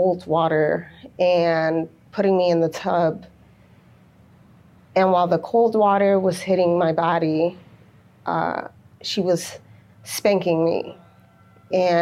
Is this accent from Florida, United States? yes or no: no; North Chicago, Illinois, United States; also born or lived in Waukegan, Illinois; I was born in Waukegan, Illinois, but I was raised in North Chicago